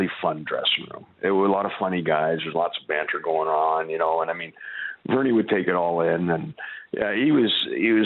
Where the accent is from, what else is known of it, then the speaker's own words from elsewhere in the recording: Toronto, Ontario, Canada; I'm from Toronto